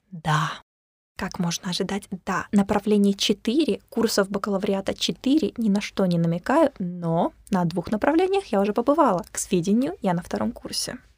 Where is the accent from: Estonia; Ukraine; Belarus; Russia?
Ukraine; Kerch, Crimea; now in Sevastopol; приехала к вам из солнечного града Севастополя, Ака из Крыма, сама из Керчи.